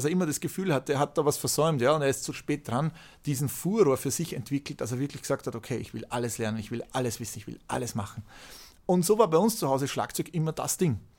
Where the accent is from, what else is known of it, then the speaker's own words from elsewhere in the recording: Austria; Aber ich bin halt auch Österreicher und in Österreich ist halt die klassische Musik ein Faktor.